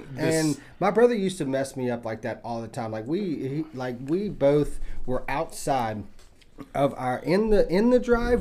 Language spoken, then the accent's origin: English; East Texas, United States; I grew up out in East Texas when I was like really young